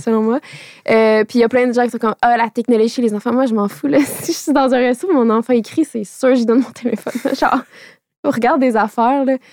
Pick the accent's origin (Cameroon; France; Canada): Canada; Radisson, Quebec; French is a second language; moved away; Moi, je viens de Radisson